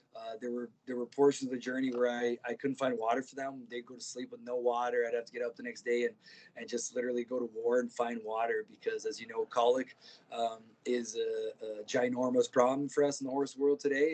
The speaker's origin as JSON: {"language": "English", "region": "Ontario", "country": "Canada", "tie": "born or raised there", "also_born_or_lived": "Brazil", "said": "when I was nine years old, my parents ended up moving to Canada. I grew up in Ontario, rodeoing"}